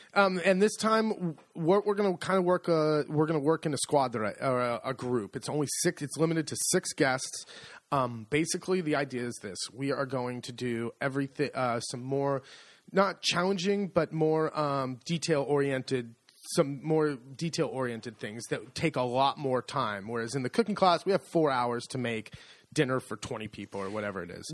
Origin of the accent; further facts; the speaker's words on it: United States; moved away as an adult; now in Italy; I'm very American